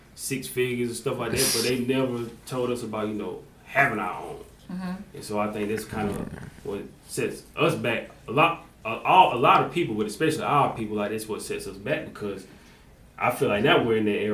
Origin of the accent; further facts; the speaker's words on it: Jonesville, South Carolina, United States; I ended up going to Union, you know, I'm from Jonesville when they consolidated us.